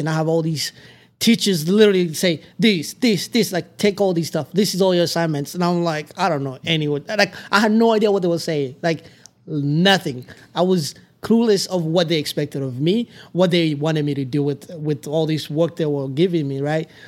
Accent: Tanzania; English is a second language; also born or lived in Democratic Republic of the Congo / Palo Duro Canyon area, United States; now in United States; We lived in all these refugee camps since we arrived in Tanzania

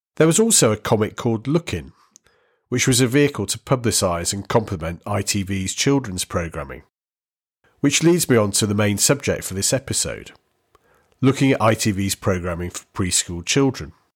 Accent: the Northwest, North West England, United Kingdom; Where I grew up in the Northwest, Granada was the I T V channel

